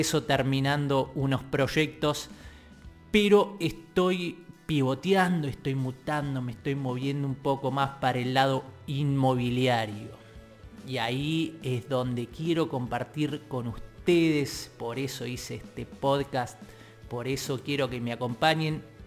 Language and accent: Spanish; Tigre, Buenos Aires Province, Argentina; soy de Tigre